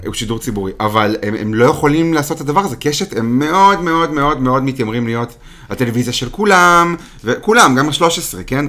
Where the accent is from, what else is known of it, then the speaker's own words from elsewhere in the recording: Israel; מבחינתנו כישראלים